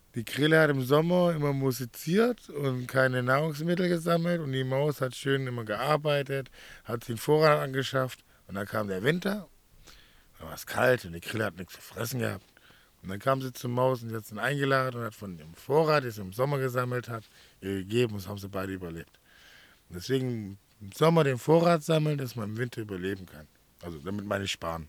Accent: Swabia, Baden-Württemberg, Germany; moved away as an adult; now in Mallorca, Spain; ich komme aus dem Schwabeländer

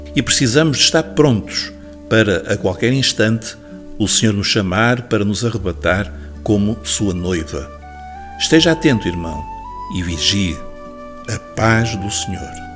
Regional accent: Portugal; nós, como portugueses

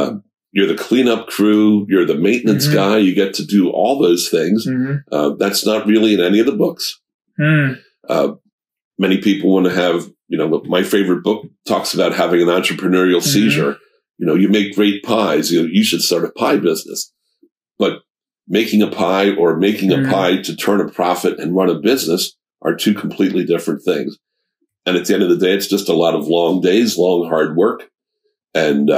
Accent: Lebanon, Pennsylvania, United States; I was born and raised in Lebanon, okay. So I'm a lifelong resident

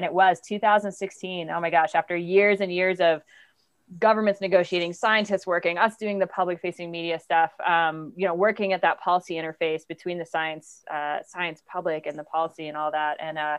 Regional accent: New England, United States; I grew up in New England. I saw the decline of cod. I live in California. I've seen the destruction of the fisheries here.

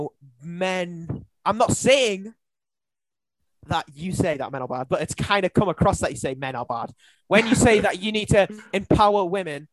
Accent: between Newcastle and Scotland, North East England, United Kingdom; I'm from like in between Newcastle and Scotland

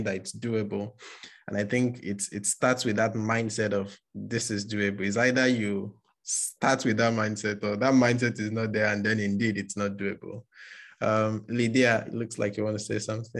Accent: Nigeria; moved away as an adult; now in United Kingdom; as a Nigerian that is just new in the UK

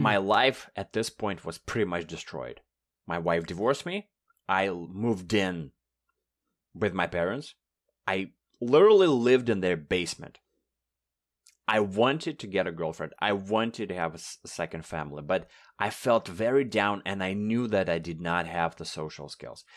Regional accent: Russia; first language Russian; English is a second language; moved away as an adult; now in Toronto, Canada; I've been lucky to move from Russia to Canada four years ago.

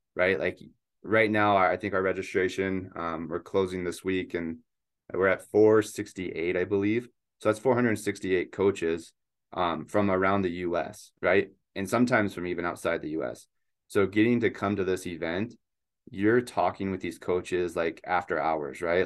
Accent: Spokane, Washington, United States; also born or lived in Eugene, Oregon; I grew up in Spokane, Washington

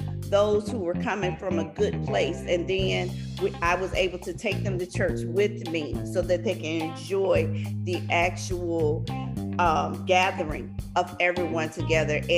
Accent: Louisiana, United States; I'm from Louisiana, so we do cotillions and debutantes all the time

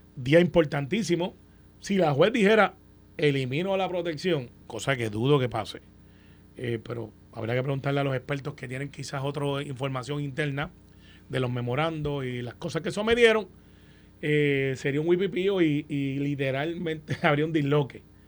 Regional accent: Puerto Rico; como todo puertorriqueño

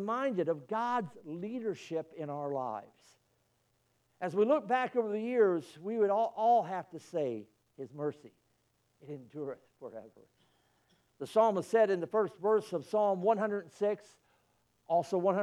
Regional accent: Illinois, United States; moved away; I was born in Illinois

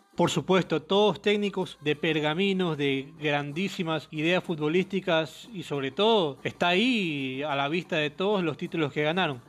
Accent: Ecuador; acá en Ecuador, de donde soy yo

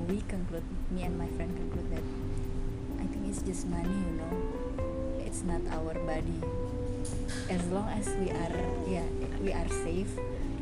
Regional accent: Indonesia; I'm from Indonesia

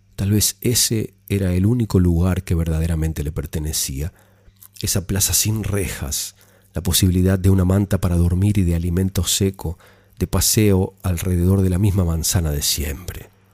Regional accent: Argentina; mi país

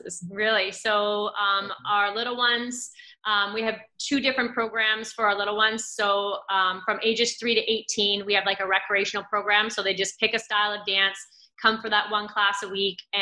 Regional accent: Cambridge, Ontario, Canada; I grew up in Cambridge.

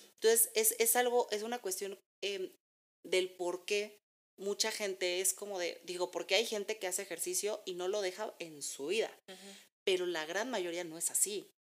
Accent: Mexico; nosotros como mexicanos

